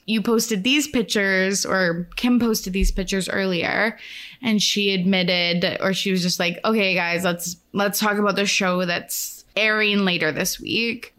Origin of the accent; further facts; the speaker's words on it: Canada; I'm Canadian